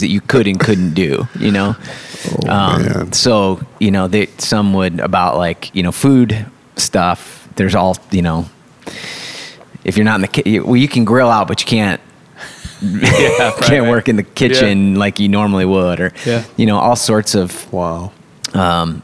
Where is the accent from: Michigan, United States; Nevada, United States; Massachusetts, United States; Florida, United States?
Michigan, United States; West; I grew up in West Michigan